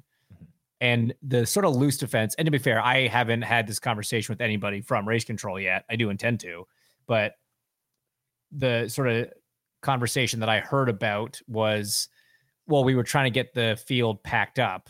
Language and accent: English; Canada; I'm Canadian